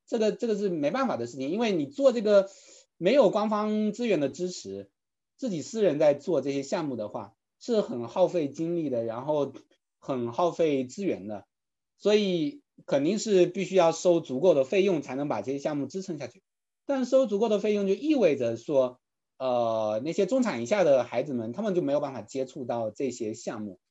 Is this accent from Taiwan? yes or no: no; China; now in United States; 我们如果在中国长大的朋友